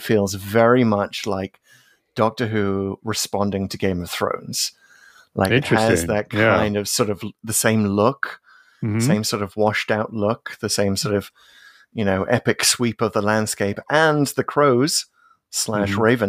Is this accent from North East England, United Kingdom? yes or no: yes; North East England, United Kingdom; accent: Geordie; I should say that I'm a Geordie, by the way. I was brought up in the northeast of England